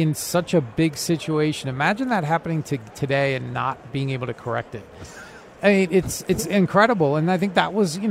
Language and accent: English; East Coast, United States; now in West Coast, United States; I grew up on the East Coast. I live on the West Coast now